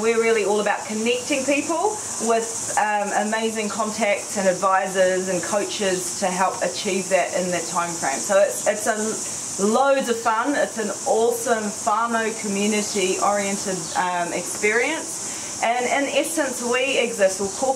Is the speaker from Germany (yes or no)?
no; Netherlands; now in New Zealand; I'm originally from Holland.